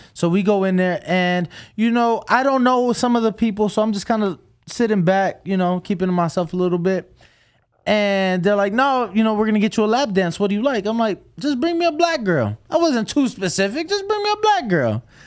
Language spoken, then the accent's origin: English; Chicago, Illinois, United States; moved away